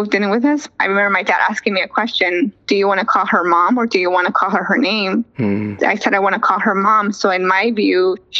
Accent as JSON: {"language": "English", "region": "Florida", "country": "United States", "tie": "born or raised there", "said": "I'm from Florida, so it was super hot."}